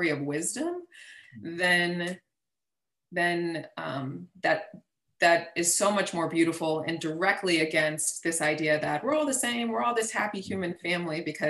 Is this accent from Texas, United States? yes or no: yes; Texas, United States; I grew up in Texas, part of the Texas educational system, born and raised in Texas.